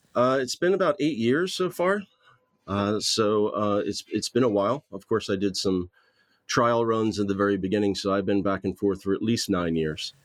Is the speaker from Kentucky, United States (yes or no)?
no; Southern New Jersey, United States; moved away as an adult; also born or lived in Philadelphia / Los Angeles, California; now in Belfast, United Kingdom; I grew up in Southern New Jersey